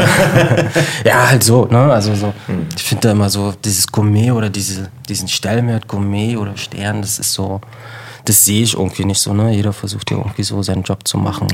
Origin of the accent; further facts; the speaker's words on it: Berlin, Germany; ich komme ähm, aus Ostberlin